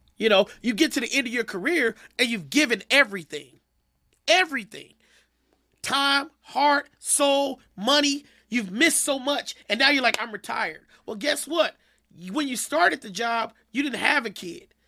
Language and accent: English; Kansas City, United States; moved away as an adult; I'm a kid from Kansas City